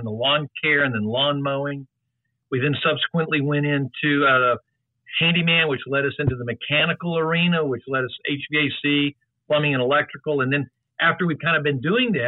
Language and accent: English; San Antonio, Texas, United States; moved away as an adult; now in Austin, United States; I'm originally from San Antonio.